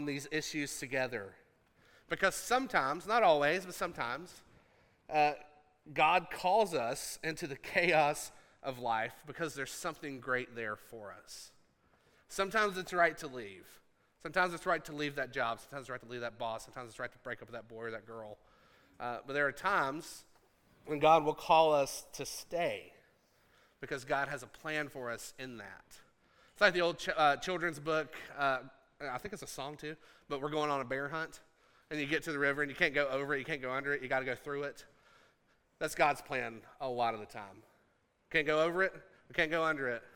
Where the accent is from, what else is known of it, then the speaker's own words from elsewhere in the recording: Appalachia, United States; I'm from Appalachia.